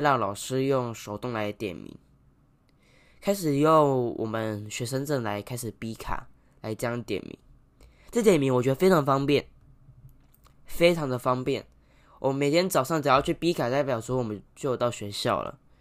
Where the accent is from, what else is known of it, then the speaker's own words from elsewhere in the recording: Taiwan; 我们台湾人的观念太落后了